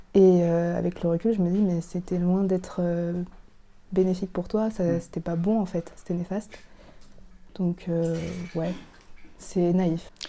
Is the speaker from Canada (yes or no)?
no; France; Je suis vietnamienne, cambodgienne et française